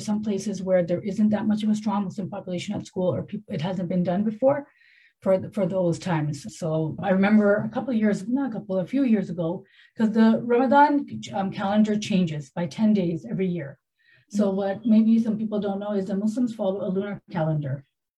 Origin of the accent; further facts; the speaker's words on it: Canada; moved away; I grew up in Canada